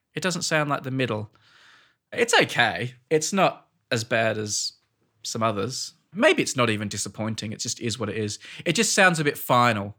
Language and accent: English; Australia; now in United Kingdom; Australian in Britain